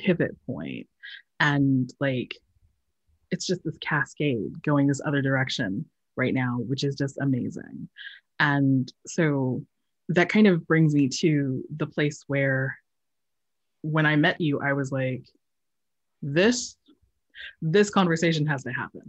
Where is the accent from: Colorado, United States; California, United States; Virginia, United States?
Colorado, United States; Colorado Springs; moved away; I grew up in Colorado Springs, Colorado, and and my mom comes from Guam